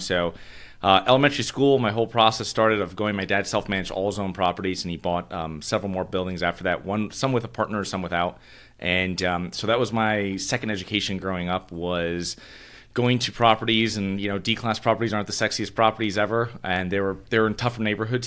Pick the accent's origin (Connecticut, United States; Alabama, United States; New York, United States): Connecticut, United States; Avon; moved away; So I'm originally from Connecticut, and these are in a, um, I'm from a small town called Avon